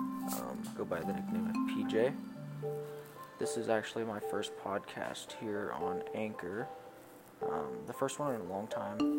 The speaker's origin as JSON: {"language": "English", "town": "Kansas City", "region": "Kansas", "country": "United States", "tie": "born or raised there", "said": "I am a Kansas boy, born and raised in Kansas City, Kansas"}